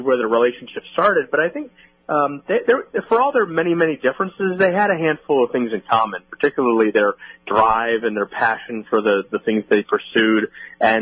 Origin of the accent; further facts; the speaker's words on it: Ohio, United States; I'm actually from Ohio